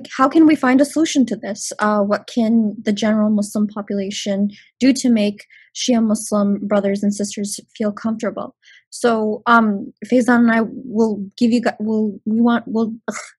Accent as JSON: {"language": "English", "town": "London", "region": "Ontario", "country": "Canada", "tie": "born or raised there", "said": "I was born and raised here in London"}